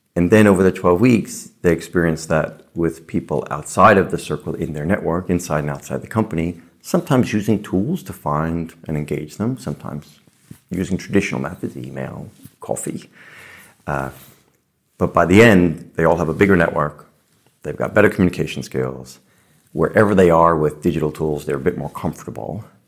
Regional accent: New York City, New York, United States; I grew up in the Bronx, with, you know, lower middle class parents

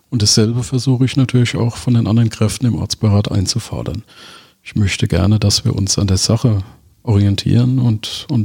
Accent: Mainz, Rhineland-Palatinate, Germany; Ich bin waschechter Mainzer bin in Mainz geboren, bin in Mainz äh, zur Schule gegangen, habe da Abitur gemacht

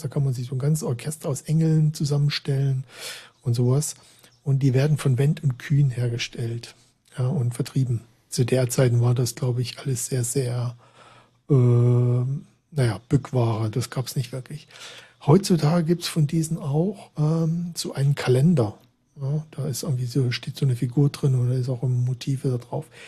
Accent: Saxony, Germany; ich komme da aus Sachsen, aus der Gegend, wo das irgendwie auch, ähm, ja, wo halt die ganzen Weihnachtssachen da so gebaut werden oder gedrechselt

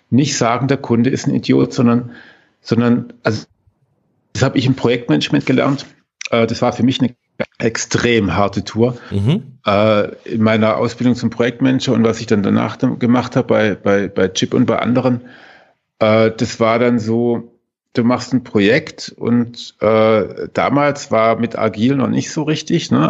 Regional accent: Baden-Württemberg, Germany; Ähm, als Schwabe, ne?

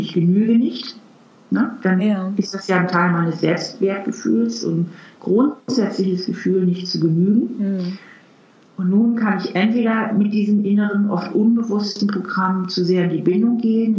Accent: Hamburg, Germany; now in Trier, Germany; Eigentlich komme ich auch aus Hamburg. Ich bin ja Hamburgerin.

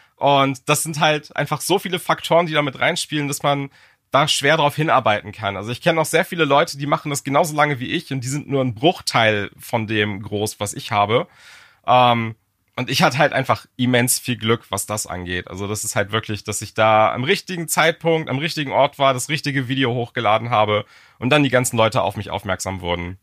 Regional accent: Germany; als Deutscher

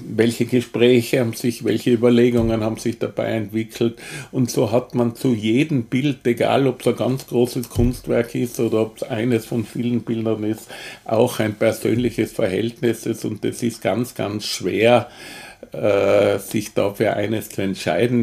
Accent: Tyrol, Austria; moved away as an adult; now in Vienna, Austria; ich bin ja Tiroler

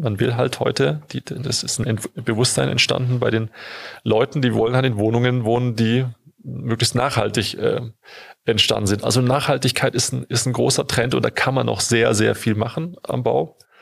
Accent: Stuttgart, Baden-Württemberg, Germany; ich komme aus Stuttgart, deswegen habe ich da einen besonderen Bezug zu

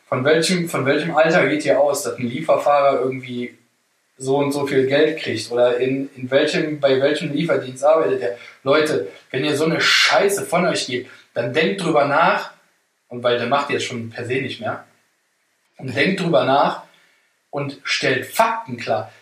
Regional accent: Germany; ich bin Deutscher

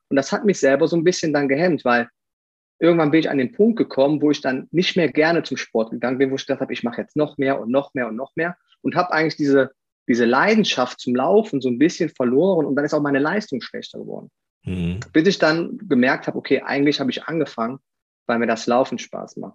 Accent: Aachen, North Rhine-Westphalia, Germany; accent: Rhenish; now in Eifel, Germany; ich komme aus, aus Aachen.

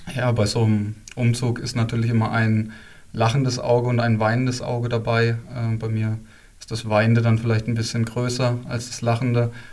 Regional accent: Bad Kissingen, Bavaria, Germany; moved away as an adult; now in Freiburg, Germany; ich bin in Bad Kissing geboren und aufgewachsen

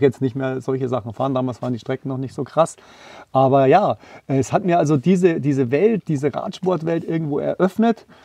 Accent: Tegernsee, Bavaria, Germany; Ist ja auch ein Stück weit meine Heimat, im Tegernsee geboren, unterhalb vom Wallberg

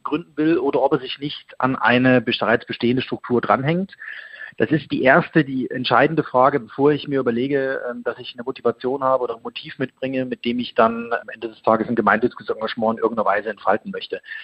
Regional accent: Leipzig, Saxony, Germany; also born or lived in Munich; die Bürgerstiftung Leipzig. Das ist meine Geburtsstadt

